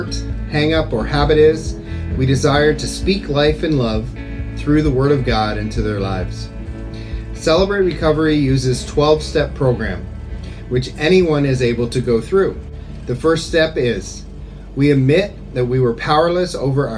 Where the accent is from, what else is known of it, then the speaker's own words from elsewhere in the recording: Kingsford, Ontario, Canada; moved away as an adult; now in Phnom Penh, Cambodia; I'm originally from Kingsford, Ontario, Canada